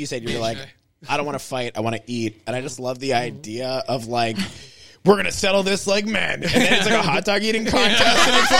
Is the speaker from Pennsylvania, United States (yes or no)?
yes; Pittsburgh, Pennsylvania, United States; I'm from Pittsburgh. I grew up in Squirrel Hill.